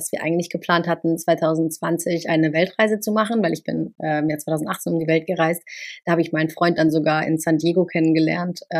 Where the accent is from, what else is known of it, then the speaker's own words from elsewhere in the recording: Cologne, North Rhine-Westphalia, Germany; Äh, und meine Heimat ist einfach Köln. Also Köln ist meine Heimat, da komme ich her